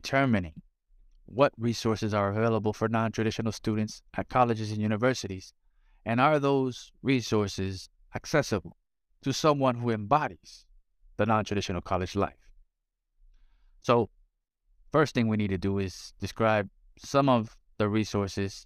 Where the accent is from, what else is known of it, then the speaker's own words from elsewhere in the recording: South Florida, United States; Growing up in South Florida, Spanish was a premium